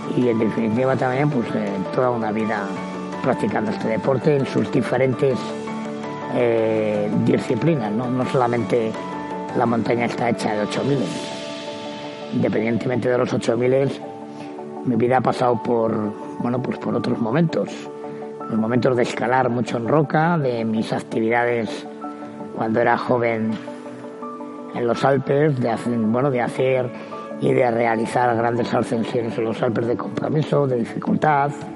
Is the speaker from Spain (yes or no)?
yes; Basque Country, Spain; nací en el País Vasco, porque la cultura y la tradición de montaña que tenemos allá pues es eh, inmensa